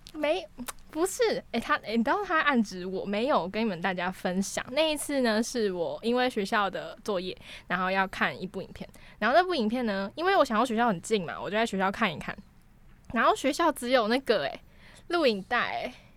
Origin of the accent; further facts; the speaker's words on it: Taiwan; 至少我觉得我们生在台湾是这样啦